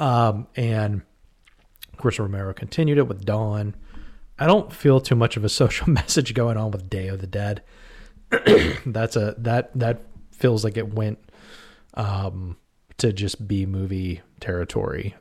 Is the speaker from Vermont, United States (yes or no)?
no; Pittsburgh, Pennsylvania, United States; we're from the Pittsburgh area, Western Pen-, Pennsylvania